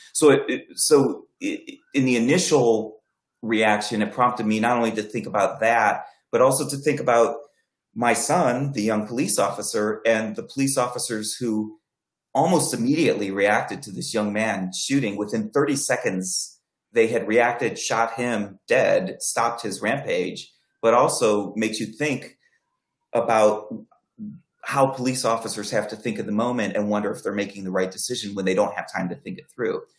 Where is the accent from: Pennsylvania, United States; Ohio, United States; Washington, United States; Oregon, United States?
Ohio, United States; Akron; my hometown of Akron